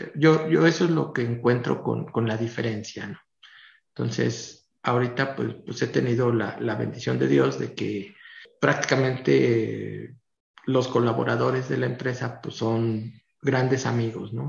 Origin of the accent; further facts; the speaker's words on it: Tlaxcala, Mexico; los que somos de Tlaxcala, pues Tlaxcala es muy pequeñito